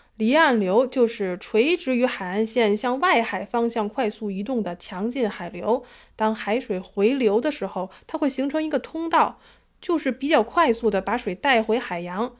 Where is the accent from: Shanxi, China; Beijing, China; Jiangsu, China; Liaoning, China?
Beijing, China; now in Sydney, Australia; 我是北京人在悉尼的